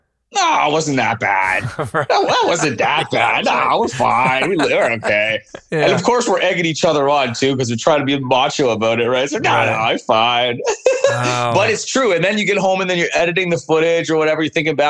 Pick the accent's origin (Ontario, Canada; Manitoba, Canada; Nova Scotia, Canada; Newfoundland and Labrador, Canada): Ontario, Canada; Windsor; moved away as an adult; now in Sault Ste. Marie, Canada; I grew up in Southern Ontario in Windsor, and it's so close to Detroit that you could literally throw a rock from my house and hit the bridge